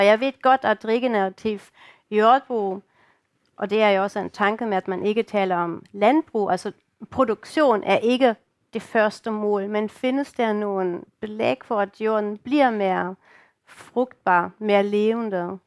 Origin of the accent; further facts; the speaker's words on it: Germany; Danish is a second language; now in Denmark; I kan jo godt høre, at jeg ikke er dansker, jeg kommer fra Tyskland